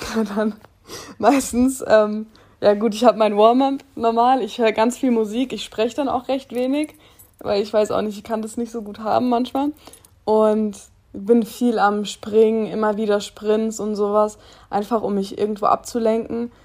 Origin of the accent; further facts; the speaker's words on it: Germany; ich war ganz viele Jahre auf einer ganz normalen Schule bei uns in Using, auf einem Gymnasium und wollte eigentlich unbedingt da mein Abitur machen, weil ja, ich war schon immer